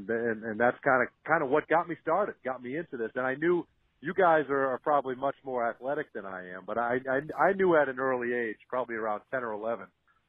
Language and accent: English; Woburn, Massachusetts, United States; also born or lived in upstate New York; He's from the same town that I was from Woburn, Massachusetts, and so I grew up listening to him on the radio.